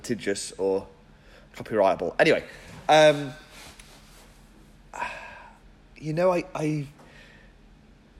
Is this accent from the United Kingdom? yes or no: yes; England, United Kingdom; as an English person